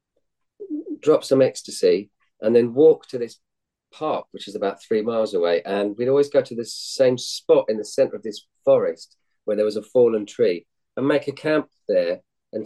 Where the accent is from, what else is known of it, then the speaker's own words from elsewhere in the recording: Hounslow, London, United Kingdom; I grew up in Hounslow, which is a suburb west of London, near to Heathrow Airport.